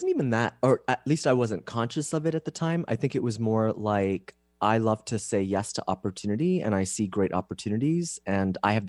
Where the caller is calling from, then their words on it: San Diego, California, United States; San Diego.